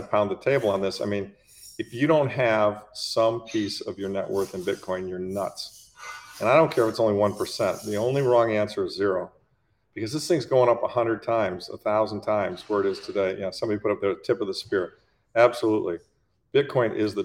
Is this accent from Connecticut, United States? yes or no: no; Detroit, Michigan, United States; I grew up in Detroit, the Detroit area.